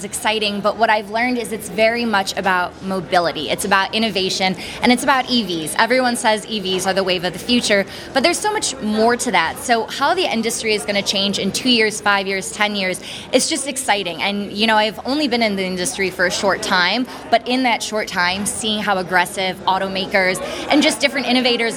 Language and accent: English; Chicago, Illinois, United States; I'm born and raised in Chicago